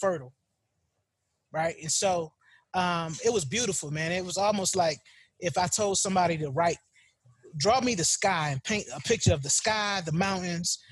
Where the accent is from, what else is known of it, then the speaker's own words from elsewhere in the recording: Norfolk, Virginia, United States; growing up in Tidewater, Virginia